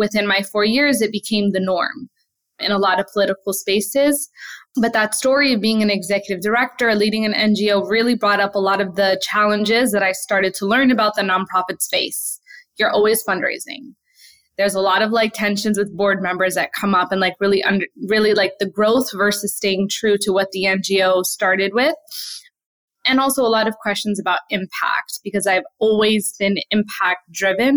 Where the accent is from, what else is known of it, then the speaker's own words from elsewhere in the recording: New York City, New York, United States; also born or lived in Palestine; grew up in Brooklyn